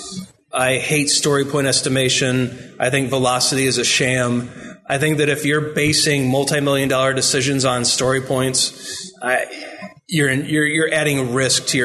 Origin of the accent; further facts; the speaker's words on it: Indiana, United States; I'm Indiana